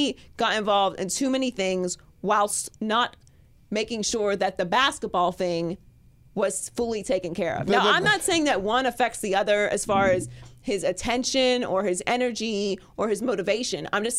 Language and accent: English; Pittsburgh, Pennsylvania, United States; now in Los Angeles, United States; I'm from Pittsburgh, actually. I've been very clear. I'm from Pittsburgh.